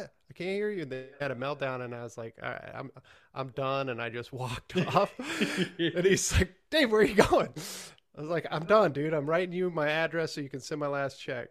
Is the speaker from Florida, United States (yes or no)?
no; Johnson Lake, Nebraska, United States; moved away as an adult; also born or lived in Hastings, Nebraska; now in Lincoln, United States; I'm from the middle of Nebraska, Johnson Lake, and I went to school